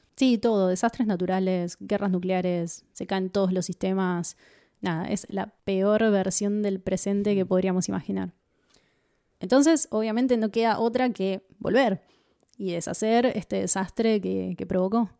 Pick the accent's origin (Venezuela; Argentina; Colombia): Argentina; nosotros somos argentinos